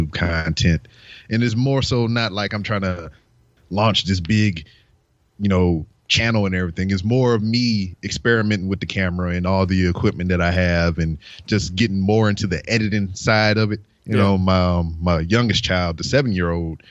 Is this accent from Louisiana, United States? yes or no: yes; Louisiana, United States; now in Houston, United States; I'm an adopted Houston fan because I'm from Louisiana originally.